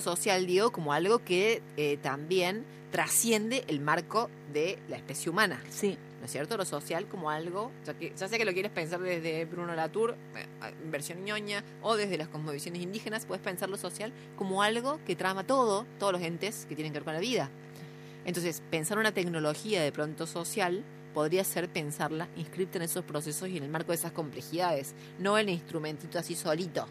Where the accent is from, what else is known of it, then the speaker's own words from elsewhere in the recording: La Plata, Buenos Aires Province, Argentina; soy de La Plata.